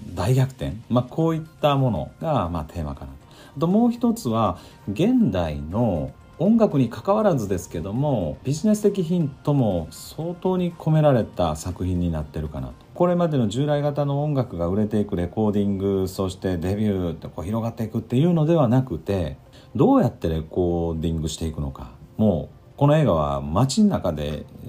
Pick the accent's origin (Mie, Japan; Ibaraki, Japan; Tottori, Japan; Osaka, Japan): Osaka, Japan; also born or lived in Tokyo; 僕は大阪で育って大阪で東京でも住んだことがあって